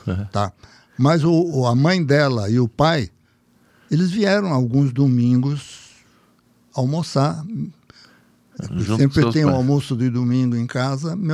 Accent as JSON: {"language": "Portuguese", "town": "Salto", "region": "São Paulo", "country": "Brazil", "tie": "born or raised there", "said": "porque nós moramos em Salto. Eu nasci em Salto."}